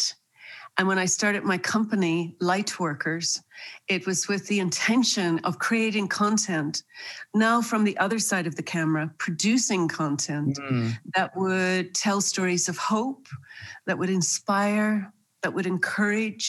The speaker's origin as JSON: {"language": "English", "region": "Northern Ireland", "country": "United Kingdom", "tie": "born or raised there", "also_born_or_lived": "New York", "moved": "yes", "said": "I was born and raised in Northern Ireland"}